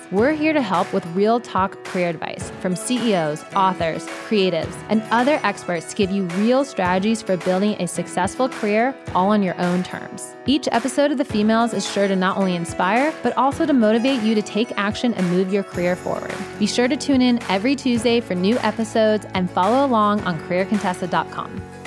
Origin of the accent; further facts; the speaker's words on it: Atlanta, Georgia, United States; I'm from Atlanta. I dropped out of high school.